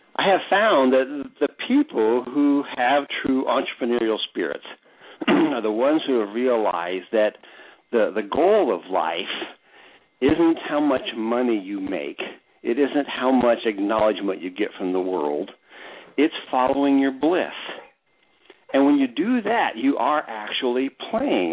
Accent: United States; being an American

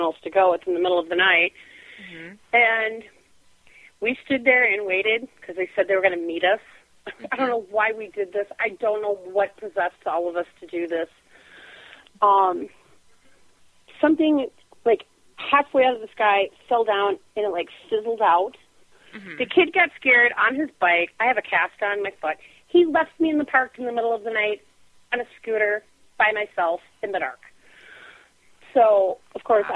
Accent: Minnesota, United States; I'm from Minnesota.

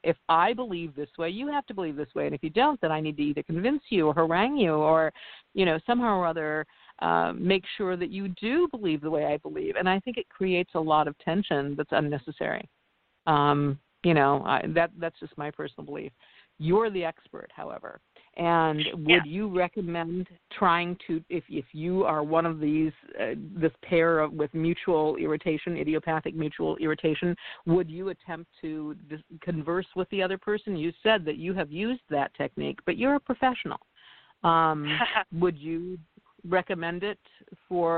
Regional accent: Midwest, United States; I grew up in the Midwest. I grew up at a cornfield, and we farmers

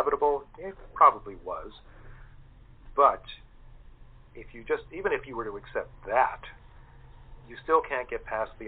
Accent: St. Augustine, Florida, United States; Contrary to St. Augustine in 1565, when that was founded, my hometown, the colonists were very few

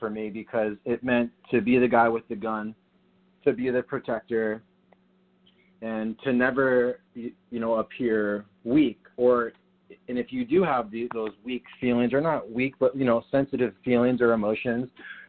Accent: San Diego, California, United States; also born or lived in New Jersey; You know, I'm from San Diego. I lived in New Jersey in my teenage years, and I left home at 19 to join the Coast Guard.

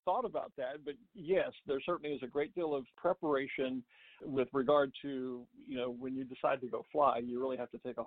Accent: Texas, United States; I'm a native Texan, born and raised there

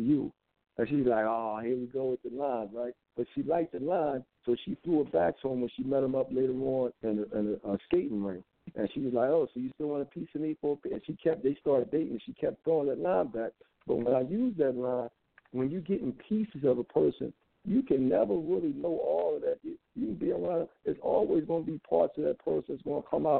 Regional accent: Philadelphia, Pennsylvania, United States; I grew up in Philadelphia during the 70s

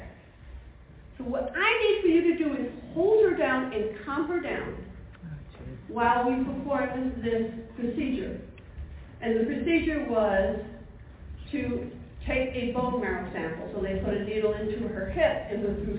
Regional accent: Niagara Falls, New York, United States; moved away as an adult; now in Virginia, United States; So I come from Niagara Falls, New York

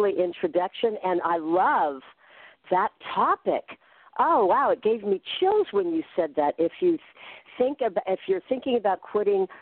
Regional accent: Redwood City, California, United States; I grew up in the 60s near San Francisco, so it was a real tumultuous time. And I actually grew up in the suburbs in Redwood City

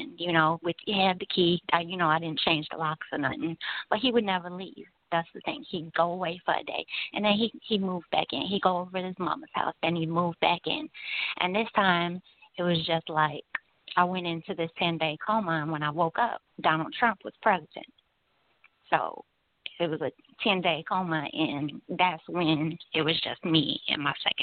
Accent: Gary, Indiana, United States; I'm from Gary.

